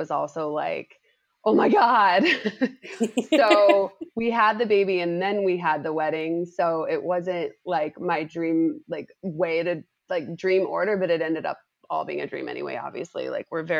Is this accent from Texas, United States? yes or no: no; Utah, United States; moved away as an adult; now in Los Angeles, United States; I'm from Utah, went to school there and I worked at a small agency there when I got done with school